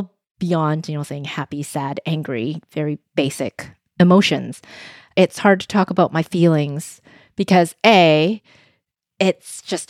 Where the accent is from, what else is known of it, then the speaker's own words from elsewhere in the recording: Vancouver, British Columbia, Canada; first language Cantonese; was born in Vancouver, in Canada, to a mom from Hong Kong and my dad from China. When I was young, I was in Vancouver's Chinatown.